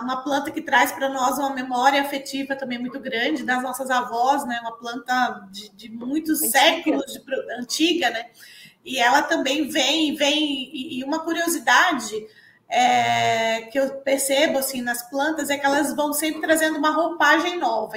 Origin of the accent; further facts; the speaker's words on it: Pernambuco, Brazil; moved away as an adult; eu sou pernambucana, e fiz agronomia na Federal Rural lá de Pernambuco